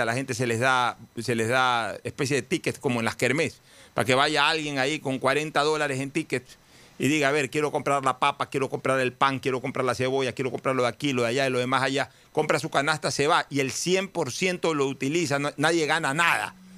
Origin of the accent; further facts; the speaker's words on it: Guayaquil, Guayas, Ecuador; como guayaquileño